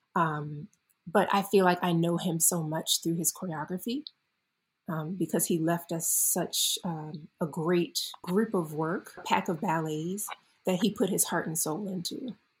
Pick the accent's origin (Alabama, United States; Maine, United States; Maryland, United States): Maryland, United States; Baltimore; moved away; I was born in the beautiful Baltimore, Maryland, and I grew up there